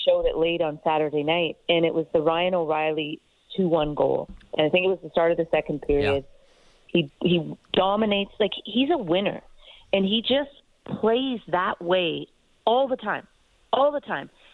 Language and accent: English; Toronto, Ontario, Canada; I I grew up here in Toronto